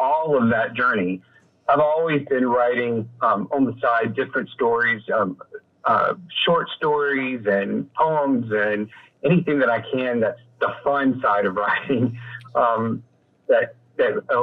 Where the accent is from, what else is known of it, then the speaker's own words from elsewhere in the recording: Columbia, South Carolina, United States; now in Clayton, United States; I grew up in Columbia, South Carolina